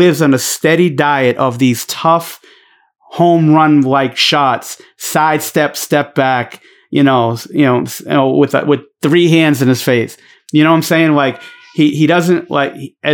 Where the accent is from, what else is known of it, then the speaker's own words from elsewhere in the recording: Boston, Massachusetts, United States; accent: Boston; My Boston accent